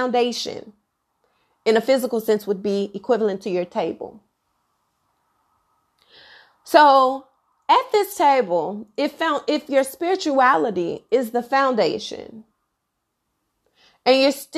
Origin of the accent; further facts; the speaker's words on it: Dallas, Texas, United States; I'm African American, okay? Black girl from the South, Dallas, Texas, by way of Oak Cliff. And where I am from, I have a very eclectic family, a big family